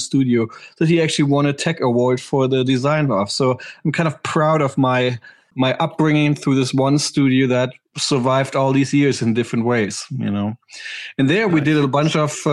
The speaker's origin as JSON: {"language": "English", "region": "Berlin", "country": "Germany", "tie": "born or raised there", "also_born_or_lived": "New York", "second_language": "English", "moved": "as an adult", "lives_now": "Los Angeles, United States", "said": "I'm German. That's why I sound funny. No, I grew up in Berlin in the 90s"}